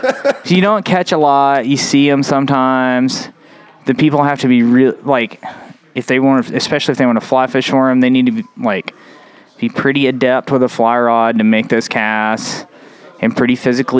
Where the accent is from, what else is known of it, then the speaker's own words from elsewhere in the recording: Bryson City, North Carolina, United States; I like smallmouth fishing a lot because I grew up doing both in Bryson City, yeah.